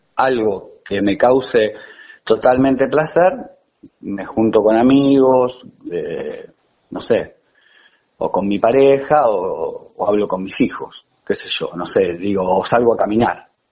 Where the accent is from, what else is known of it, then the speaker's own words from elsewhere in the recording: La Plata, Buenos Aires Province, Argentina; now in Manuel B. Gonnet, Argentina; yo soy del Mondongo, bueno, ahora vivo en Gonet